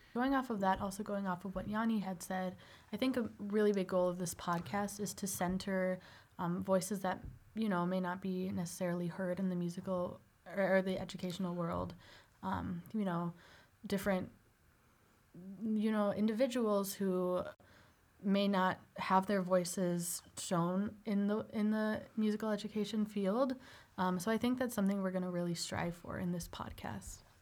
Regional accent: Northbrook, Illinois, United States; Originally, I'm from Northbrook, Illinois

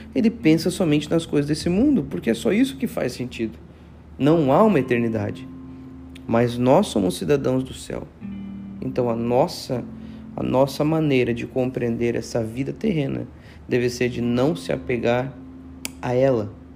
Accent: Joinville, Santa Catarina, Brazil; moved away as an adult; now in Itajaí, Brazil; eu moro aqui em Itajaí, Santa Catarina, nasci em Joinville

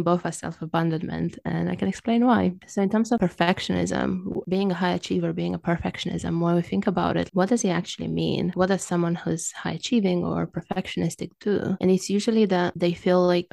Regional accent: Romania; English is a second language; moved away as an adult; now in London, United Kingdom; as you can tell from my accent, I wasn't born in the UK. I'm originally from Romania and I've lived in the UK for about 16, 17 years

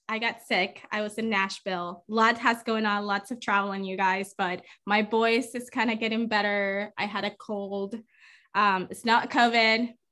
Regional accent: Nicaragua; now in United States; I'm from Nicaragua, I was born there before I moved to the US, obviously. And um, I love my country.

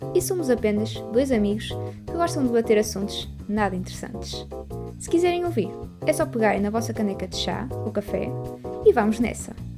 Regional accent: Portugal; eu sendo portuguesa

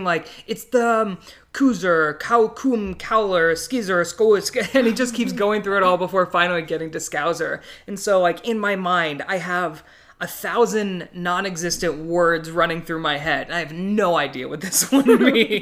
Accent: United States; we're American

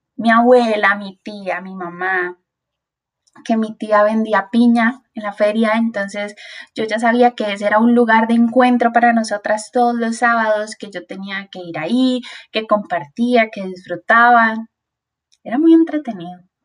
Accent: Tibás, San José, Costa Rica; yo soy de Tivas ¿verdad? Tivas antes era frío, así con neblina, y ahora es un lugar súper caliente.

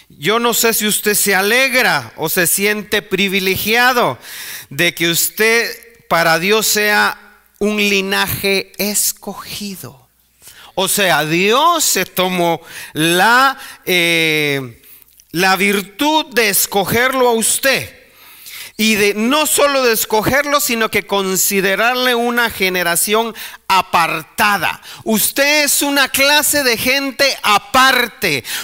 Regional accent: El Salvador; nosotros somos los de las pupusas. Nosotros somos los de la cumbia. O sea, ese uh, es, yo soy salvadoreño.

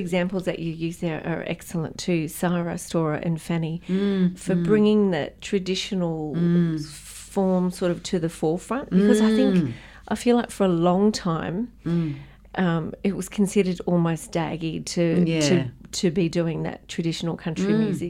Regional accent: Tamworth, New South Wales, Australia; yes, I am a country music singer and I'm from Tamworth.

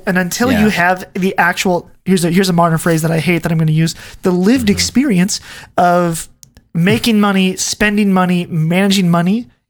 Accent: Ohio, United States; The house that we grew up in Ohio was built by our great grandfather.

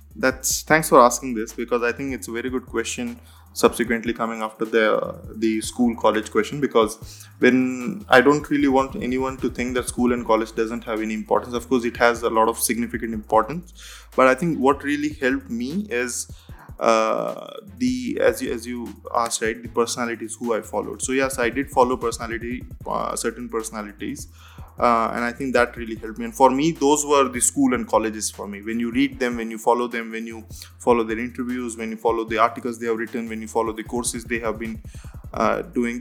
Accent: India; moved away; I come from India

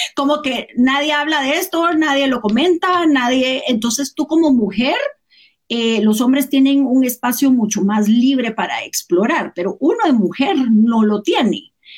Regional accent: Guatemala; moved away as an adult; also born or lived in United States; yo nací aquí, me fui, estudié aquí, me fui de Guatemala un tiempo

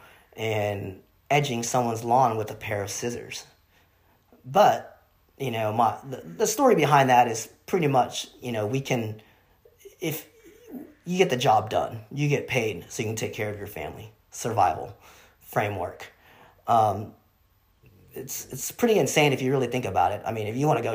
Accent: United States; also born or lived in Vietnam; Growing up in America, I wouldn't say it was difficult, but I would say that it was, I mean, I was learning two languages at the same time in the household

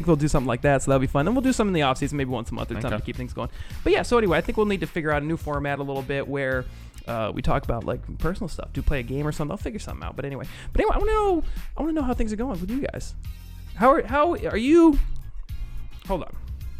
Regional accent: East Coast, United States; now in Indianapolis, United States; I grew up on the East Coast, obviously, and I loved it.

